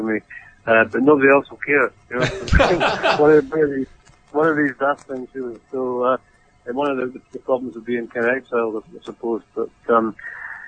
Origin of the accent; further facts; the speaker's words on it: Edinburgh, Scotland, United Kingdom; also born or lived in London; now in United States; I'm from Edinburgh